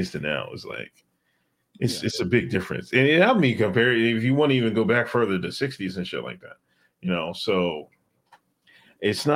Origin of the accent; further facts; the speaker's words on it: Exton, Pennsylvania, United States; I grew up in Exton, Pennsylvania.